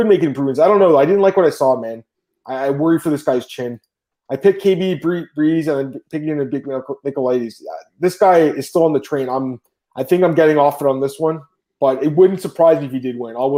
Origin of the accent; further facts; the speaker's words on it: Canada; I'm Canadian, obviously, but, like, my mom is Greek